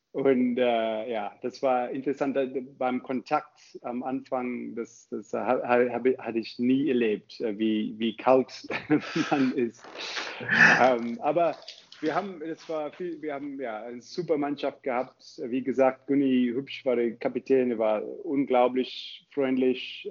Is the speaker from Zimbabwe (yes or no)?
yes; Zimbabwe; German is a second language; moved away as an adult; also born or lived in South Africa / Cape Town / Heidelberg, Germany; now in Germany; ich komme ursprünglich aus Zimbabwe